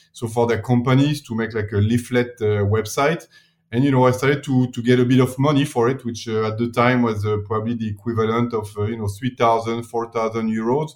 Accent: Paris, Île-de-France, France; accent: French; English is a second language; moved away as an adult; also born or lived in New York, United States; now in Milan, Italy; I'm from Paris originally

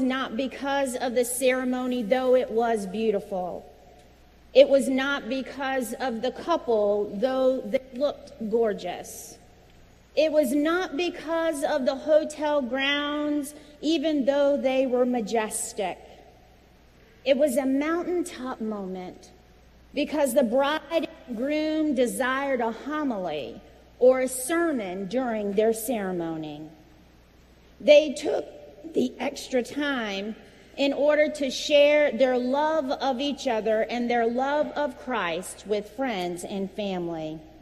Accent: Virginia, United States; moved away; my home state of Virginia

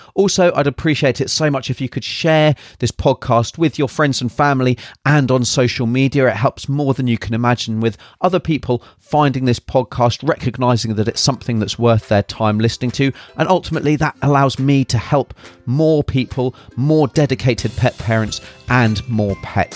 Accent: United Kingdom; now in New Zealand; originally from the U K, as you can probably tell by my accent

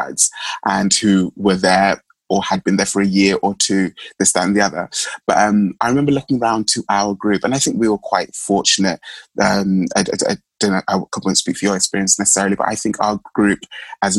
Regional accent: London, United Kingdom; also born or lived in Mulago, Uganda; I was living at home in East London during that year, just because I could and to save months and money and funds. So I came from Plaster, East London

